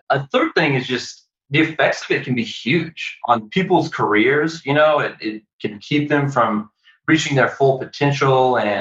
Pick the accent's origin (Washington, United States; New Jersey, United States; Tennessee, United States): Tennessee, United States; Nashville; moved away as an adult; also born or lived in Chicago, Illinois; I'm originally from Nashville, Tennessee